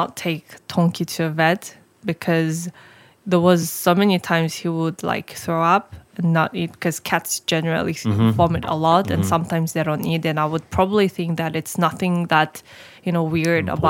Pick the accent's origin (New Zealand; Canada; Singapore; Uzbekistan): Uzbekistan; I was raised in Uzbekistan